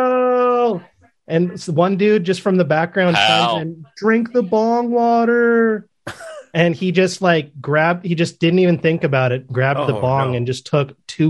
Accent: Bellingham, Washington, United States; my hometown, Bellingham, Washington, right by the Canadian border.

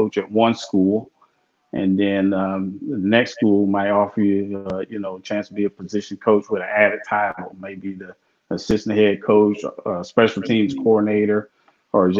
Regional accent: The Colony, Texas, United States; moved away as an adult; also born or lived in Nebraska; I'm actually from Texas. So I'm from the Colony, Texas. I was in the first graduating class at the Colony High School in 1988

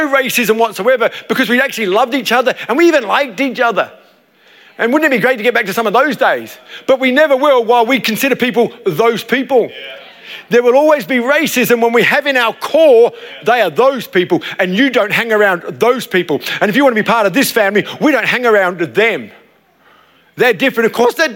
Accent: Adelaide, South Australia, Australia; I grew up in Para Hills

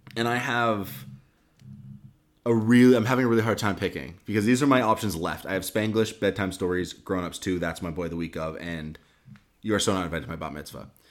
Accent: Maine, United States; also born or lived in New Hampshire; we're both from Maine

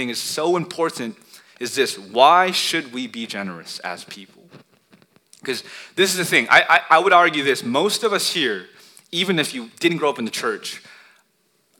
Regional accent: United States; We're Asian American

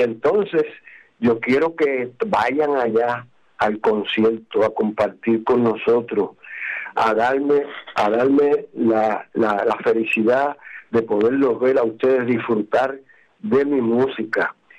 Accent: Guánica, Puerto Rico; mi pueblo de Guánica

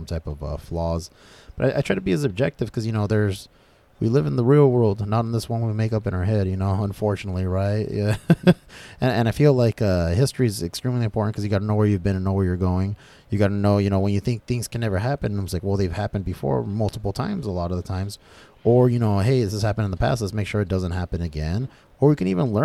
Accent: United States; we, as Americans, you know, we're all American, right?

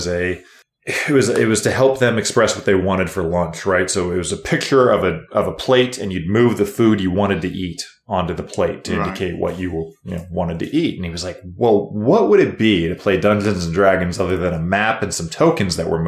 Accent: Kansas, United States; moved away as an adult; now in Las Vegas, United States; we are all originally from Kansas

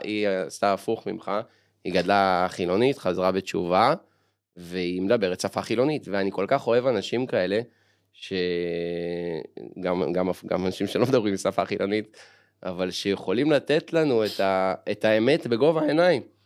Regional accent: Ramat Gan, Tel Aviv District, Israel; אני אומנם גדלתי ברמת גן

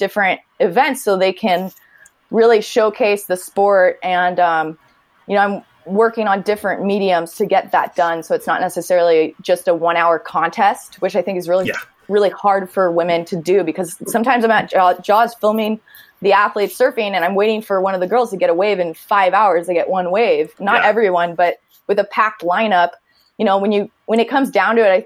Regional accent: Northern California, United States; growing up in Northern California

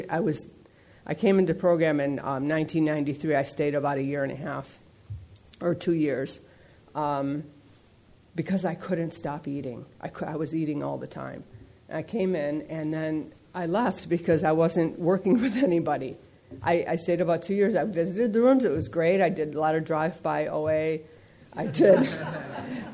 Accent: East Coast, United States; now in San Fernando Valley, United States; I grew up back east

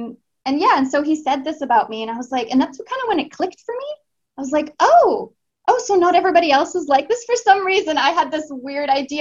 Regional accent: Canada; moved away as an adult; also born or lived in Australia; now in Chile; I'm in Chile right now. I'm from Canada. I've lived in Australia.

